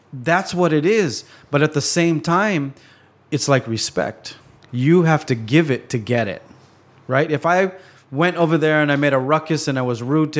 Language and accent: English; Hawaii, United States; growing up in Hawaii